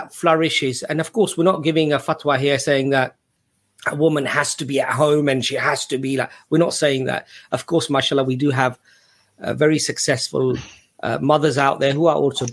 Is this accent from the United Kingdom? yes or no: yes; England, United Kingdom; growing up in England, you were often, when you were young, you felt like you were on the back foot defending your position of Islam